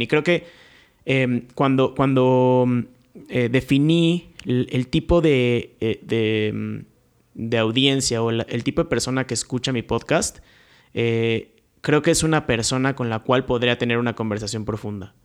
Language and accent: Spanish; Querétaro, Mexico; Yo soy de aquí de Querétaro